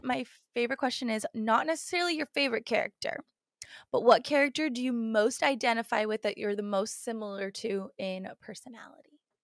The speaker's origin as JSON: {"language": "English", "country": "United States", "said": "we're obviously American"}